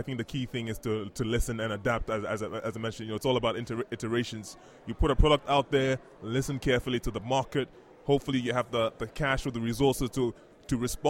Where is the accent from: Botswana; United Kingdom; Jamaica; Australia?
Botswana; also born or lived in Ghana; The growing up originally from Ghana, like we mentioned, but I grew up in Botswana, actually.